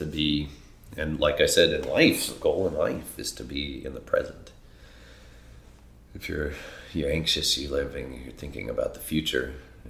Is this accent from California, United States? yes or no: no; Colorado, United States; my hometown, Colorado.